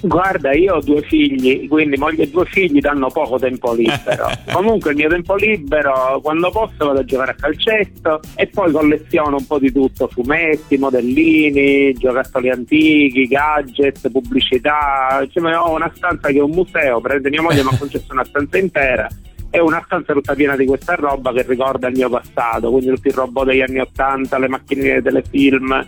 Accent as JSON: {"language": "Italian", "town": "Messina", "region": "Sicily", "country": "Italy", "moved": "as an adult", "lives_now": "Adrano, Italy", "said": "io sono di Messina originario, però il lavoro mi ha portato qua"}